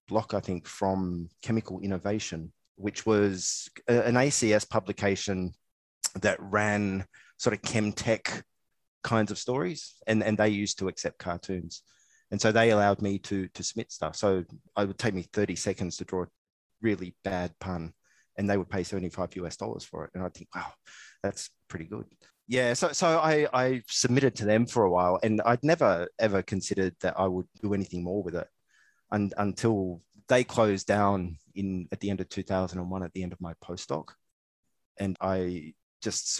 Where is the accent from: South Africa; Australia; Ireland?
Australia; moved away as an adult; also born or lived in Southampton, United Kingdom / Hong Kong / New Zealand; now in Singapore; I'm an Australian living in Singapore for the last 13 years.